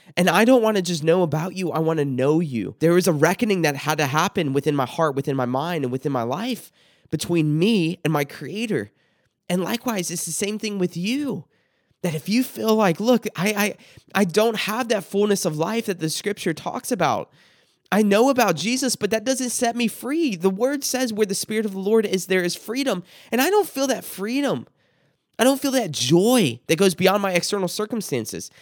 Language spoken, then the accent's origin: English; South Carolina, United States; I grew up in South Carolina, what's referred to as the Bible Belt